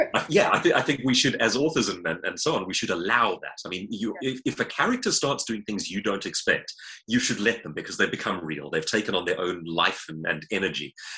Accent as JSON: {"language": "English", "town": "Johannesburg", "region": "Gauteng", "country": "South Africa", "tie": "born or raised there", "said": "grew up like myself in Johannesburg"}